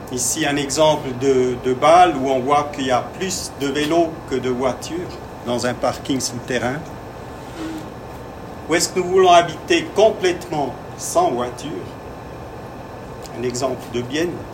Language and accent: French; Vienna, Austria; comme je viens de Vienne, euh, je peux un peu vous présenter comment ça s'est passé début du XXe siècle à, à Vienne.